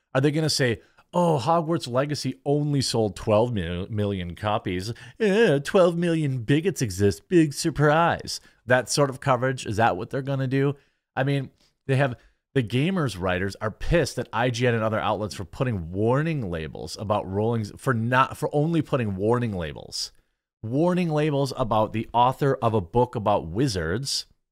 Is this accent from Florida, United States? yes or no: no; Wisconsin, United States; I'm from Wisconsin, all right? Wisconsin.